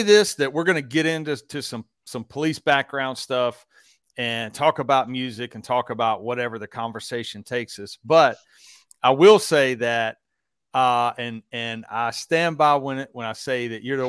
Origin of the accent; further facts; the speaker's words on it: the South, United States; I'm from the South.